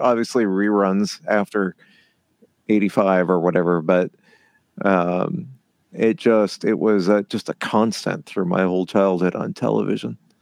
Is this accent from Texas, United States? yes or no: no; Southern California, United States; I grew up in Southern California